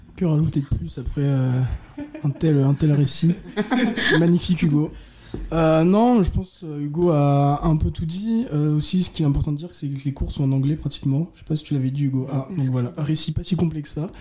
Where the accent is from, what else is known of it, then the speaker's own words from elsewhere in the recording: Orléans, Centre-Val de Loire, France; je viens d'Orléans